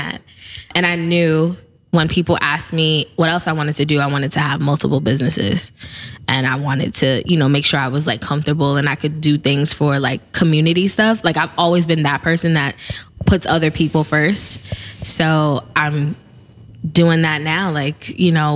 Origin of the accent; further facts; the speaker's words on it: New York City, New York, United States; I grew up in the Bronx. Yep. I'm born and raised BX stand up